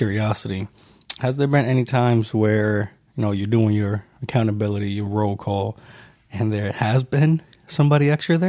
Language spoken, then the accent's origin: English; New York, United States; moved away; Originally from New York.